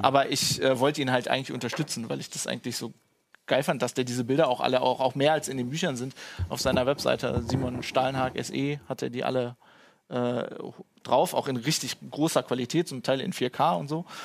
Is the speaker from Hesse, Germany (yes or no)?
no; Duisburg, North Rhine-Westphalia, Germany; ich bin ja im Ruhrgebiet aufgewachsen in Duisburg